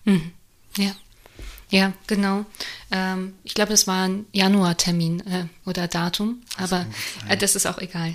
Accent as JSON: {"language": "German", "country": "Belgium", "also_born_or_lived": "Offenbach", "moved": "yes", "said": "So, ich darf das sagen als Belgierin"}